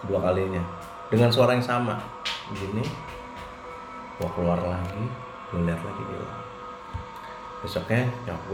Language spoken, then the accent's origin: Indonesian; West Java, Indonesia; karena gua orang Sunda ya jadi kan semua manggilnya kalau yang lebih tua tuh AA ya